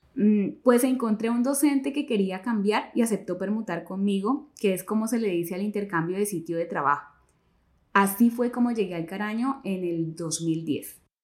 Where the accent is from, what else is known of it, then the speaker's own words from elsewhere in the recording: Florencia, Caquetá, Colombia; Yo tengo 41 años y nací aquí en Florencia, Caquetá.